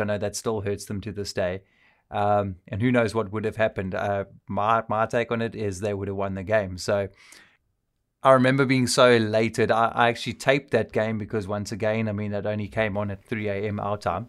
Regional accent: South Africa; I'm South African.

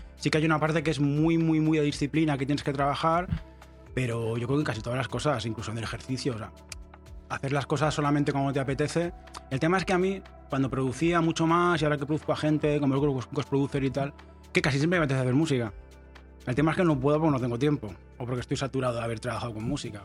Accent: Barcelona, Catalonia, Spain; yo soy de Barcelona

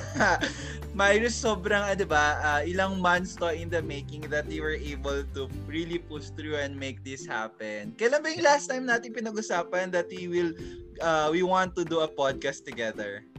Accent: Bangsamoro, Philippines; also born or lived in Zamboanga; now in Metro Manila, Philippines; I am actually from Basilan. Ayan, galing po ako Basilan, doon ako lumaki, tapos we transferred in sa Buanga

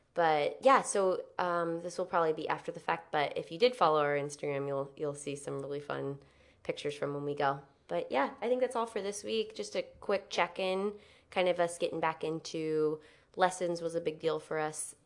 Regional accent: San Diego, California, United States; San Diego

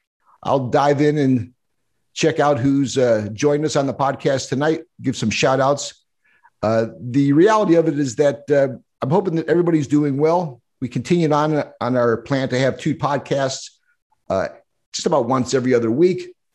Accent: Utica, New York, United States; now in West Coast, United States; my hometown, Linda, and our hometown, Utica, New York.

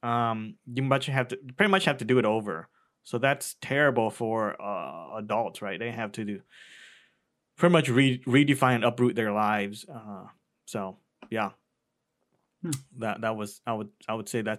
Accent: Cleveland, Ohio, United States; also born or lived in Vietnam / California; in Cleveland, I spend a majority of my life. So I would say that's my hometown

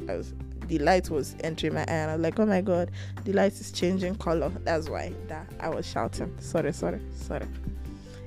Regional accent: Rivers State, Nigeria; I'm from River State

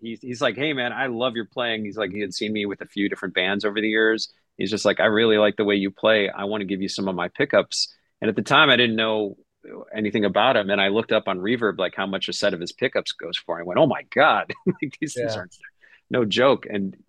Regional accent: Chicago, Illinois, United States; growing up in Chicago

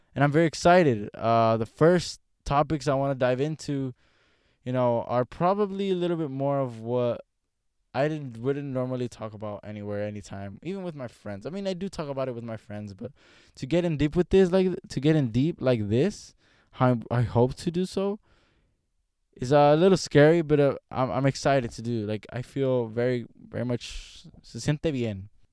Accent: Los Angeles, California, United States; I'm from Los Angeles

